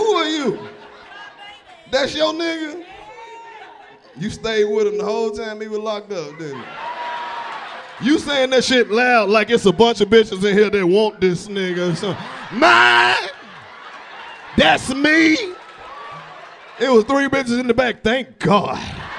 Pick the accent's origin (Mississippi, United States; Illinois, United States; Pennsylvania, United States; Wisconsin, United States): Mississippi, United States; Yeah, I came from Mississippi.